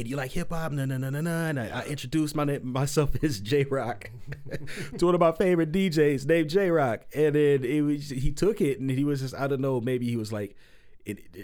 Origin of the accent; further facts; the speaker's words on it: San Diego, California, United States; moved away as an adult; also born or lived in Canyon Country, California / Pomona, California; now in Phoenix, United States; I'm originally from San Diego. San Diego, I moved up to Canyon Country, and then I moved out to Phoenix